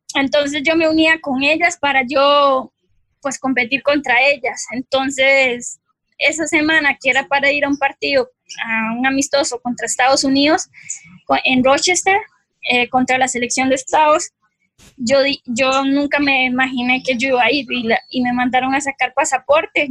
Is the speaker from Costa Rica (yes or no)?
yes; Costa Rica; moved away as an adult; also born or lived in Colombia / France; en Costa Rica aquí